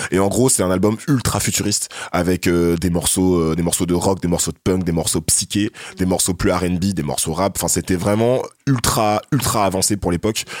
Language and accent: French; France; c'est qu'on a grandi en France